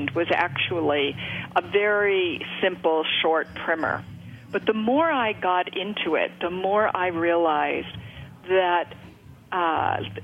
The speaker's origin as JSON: {"language": "English", "region": "East Coast", "country": "United States", "tie": "born or raised there", "said": "my childhood growing up on the East Coast"}